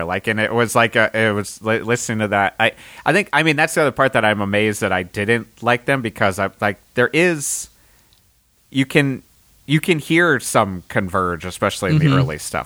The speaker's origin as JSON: {"language": "English", "region": "Connecticut", "country": "United States", "tie": "born or raised there", "also_born_or_lived": "Boston", "said": "growing up in Connecticut"}